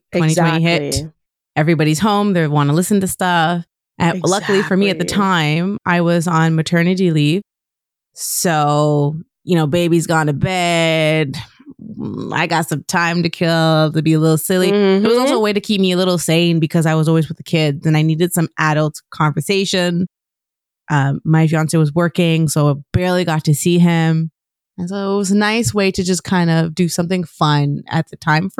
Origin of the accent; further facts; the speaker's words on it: Quebec, Canada; being that I'm from originally from Quebec, all the podcasts I were finding were French.